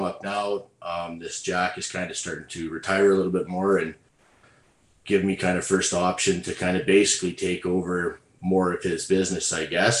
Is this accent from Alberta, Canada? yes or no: yes; Alberta, Canada; I'm from Alberta, Canada